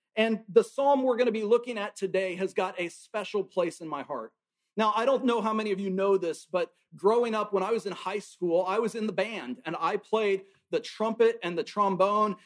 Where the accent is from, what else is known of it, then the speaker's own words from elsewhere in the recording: Tacoma, Washington, United States; now in Alabama, United States; I grew up up in Tacoma, Washington, and up in Washington state, we have mountains